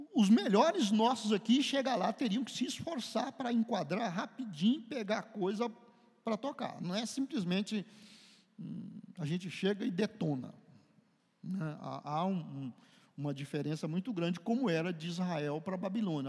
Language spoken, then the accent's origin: Portuguese; Brazil; nós fomos, somos brasileiros, criados aqui